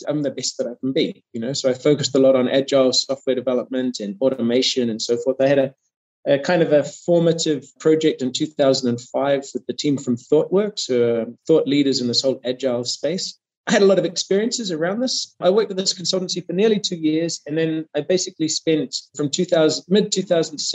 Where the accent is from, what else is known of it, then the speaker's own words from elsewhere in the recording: New Zealand; moved away as an adult; now in Germany; I'm from New Zealand originally. I did my studies back in New Zealand.